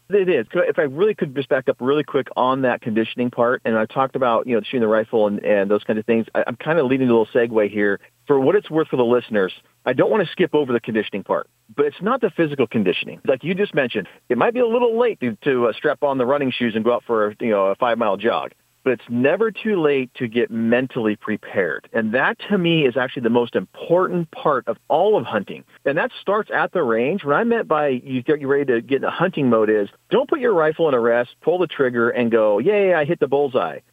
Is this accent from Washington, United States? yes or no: yes; Washington, United States; Washington, uh, my home state